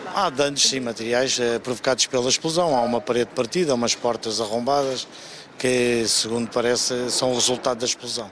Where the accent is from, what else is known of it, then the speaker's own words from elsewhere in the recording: Alhandra, Lisbon, Portugal; a minha terra também está na calha